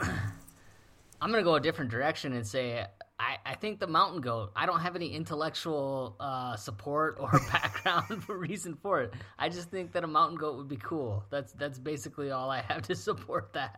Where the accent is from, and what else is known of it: South Dakota, United States; born or raised there; also born or lived in Louisiana